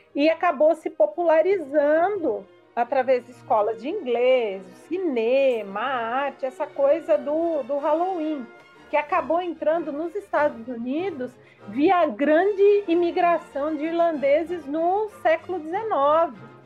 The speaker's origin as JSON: {"language": "Portuguese", "country": "Brazil", "said": "nós, como brasileiros, como falantes da língua portuguesa"}